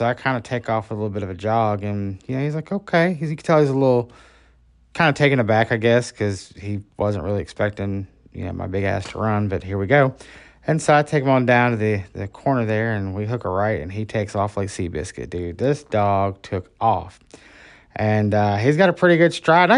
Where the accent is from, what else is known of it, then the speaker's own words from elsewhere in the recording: Orlando, Florida, United States; also born or lived in Birmingham, Alabama / Atmore, Alabama; I was raised in a little community outside of Orlando, Florida